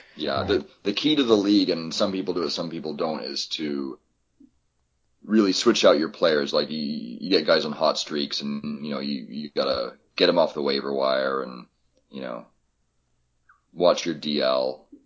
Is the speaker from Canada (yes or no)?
yes; Toronto, Ontario, Canada; moved away as an adult; also born or lived in Vancouver; I grew up in Toronto, so we've always had the Jays.